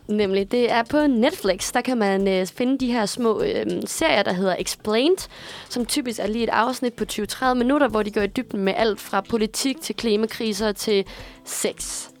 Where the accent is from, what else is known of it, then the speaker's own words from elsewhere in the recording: Aarhus, Central Denmark Region, Denmark; hjemme i Aarhus, hvor jeg kommer fra